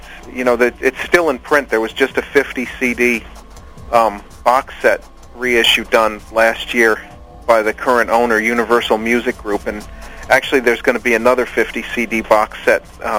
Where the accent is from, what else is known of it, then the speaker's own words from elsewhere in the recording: New York, United States; Yeah, yeah. And, you know, when I was a kid back in the late 70s and early 80s, the FM radio was pretty good.